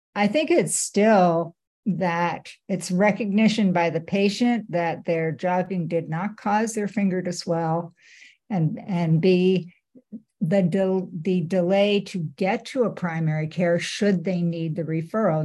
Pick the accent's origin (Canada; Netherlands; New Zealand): Canada; now in United States; I work at HSS, but I'm a Canadian, and I uh, my heart is still in Canada